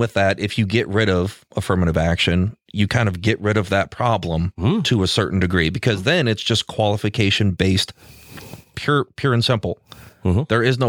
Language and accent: English; Alaska, United States; I'm from Alaska